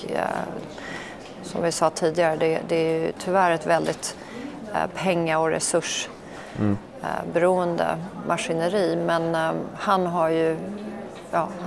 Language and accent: Swedish; Stockholm, Stockholm County, Sweden; also born or lived in Norway / Copenhagen, Denmark; Ja, jag föddes ju i Norge, men det